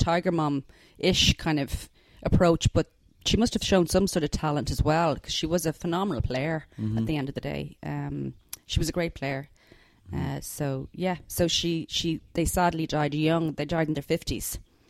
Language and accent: English; Dublin, Leinster, Ireland; I grew up in Kilmacud, which is, in an estate called Stillorgan Wood up there.